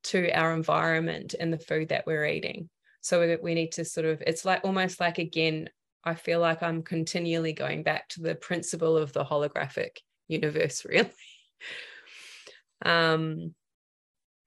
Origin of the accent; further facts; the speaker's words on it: New Zealand; also born or lived in regional Victoria, Australia; now in Australia; I come from Aotearoa. So for me, the land that grew me was about, you know, root vegetables